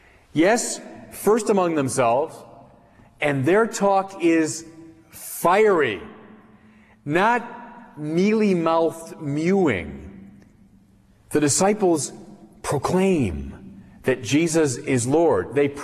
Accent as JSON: {"language": "English", "town": "Chicago", "region": "Illinois", "country": "United States", "said": "I'm a Chicagoan."}